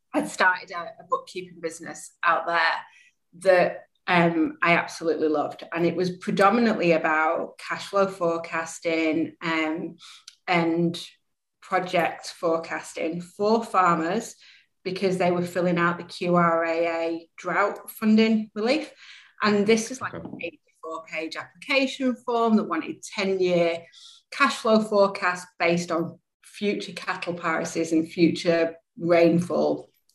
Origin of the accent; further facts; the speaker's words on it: Manchester, North West England, United Kingdom; accent: English; moved away as an adult; now in Australia; originally from Manchester in the UK